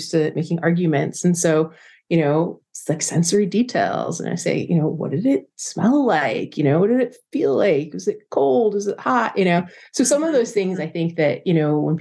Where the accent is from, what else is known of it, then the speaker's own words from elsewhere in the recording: New Jersey, United States; I grew up in New Jersey